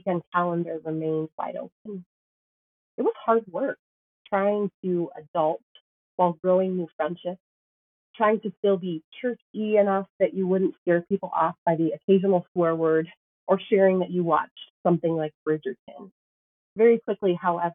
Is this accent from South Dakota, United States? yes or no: yes; Sioux Falls, South Dakota, United States; I started a job as a pastor in my hometown